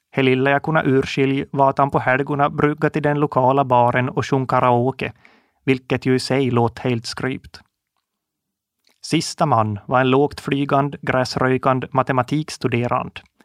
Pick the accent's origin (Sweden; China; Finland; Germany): Finland; Kovjoki, Ostrobothnia; Jag är född och uppvuxen i Koumosan, en liten by som ligger i Österbotten, ungefär mitt i emellan Jakobstad och Vasa